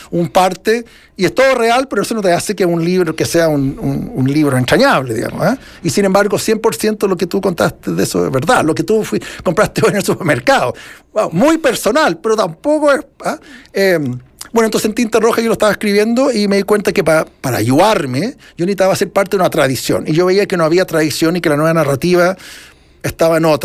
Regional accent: Chile; Que yo soy chileno, de nuevo el tema de demostrar que yo soy chileno

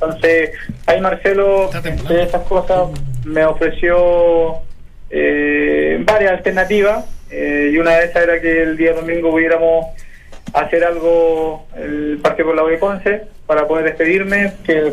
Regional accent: Chile; lo que pasa es que yo soy, chileno y los chilenos tenemos.

